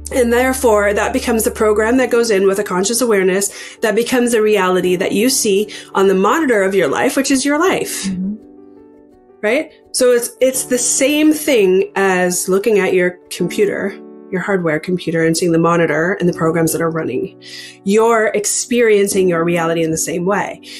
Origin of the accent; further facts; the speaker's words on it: Canada; also born or lived in Ontario, Canada; I am a Canadian. I live in Ontario, Canada.